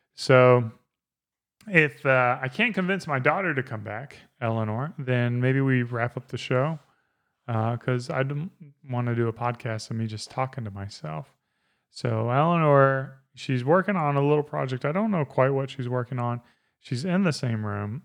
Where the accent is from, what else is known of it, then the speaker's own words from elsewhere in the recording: South Carolina, United States; I grew up in South Carolina